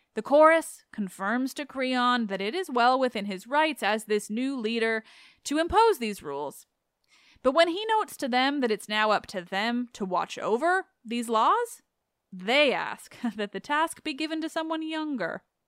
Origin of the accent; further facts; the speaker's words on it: Canada; I'm Canadian